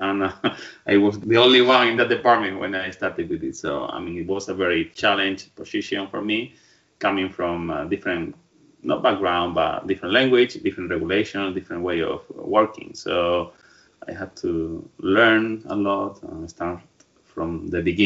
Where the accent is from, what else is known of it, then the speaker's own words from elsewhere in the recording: Calzadilla de los Barros, Badajoz, Extremadura, Spain; English is a second language; moved away as an adult; now in London, United Kingdom; I'm from the south of Spain. I'm from a small village in Badajoz called Calzaya de los Barros